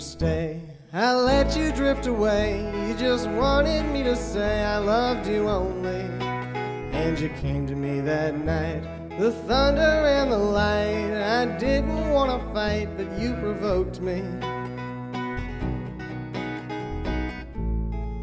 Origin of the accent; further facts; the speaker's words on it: Austin, Texas, United States; moved away; also born or lived in Westchester, New York / Nashville; I was born and raised in Austin, Texas